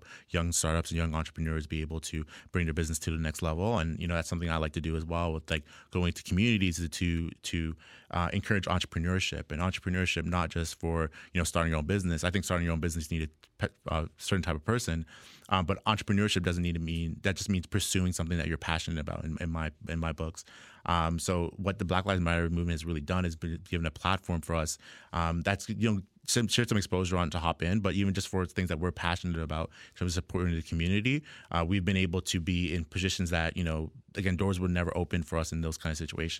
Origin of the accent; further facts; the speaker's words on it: Jamaica; I'm Black. I'm Jamaican.